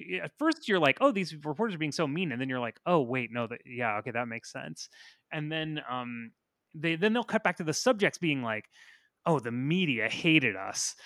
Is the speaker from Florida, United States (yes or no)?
yes; Florida, United States; I'm from Florida